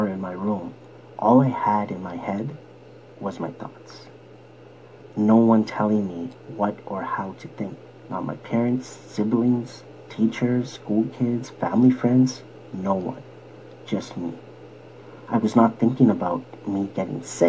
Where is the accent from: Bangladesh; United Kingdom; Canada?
Canada; Toronto, Ontario; I was born in Scarborough, Ontario, many, many years ago.